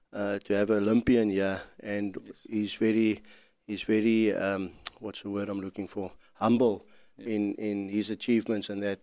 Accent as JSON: {"language": "English", "country": "South Africa", "said": "I'm also South African"}